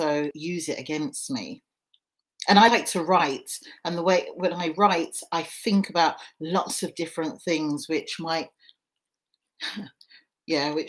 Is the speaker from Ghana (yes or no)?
yes; Ghana; a Ghanaian woman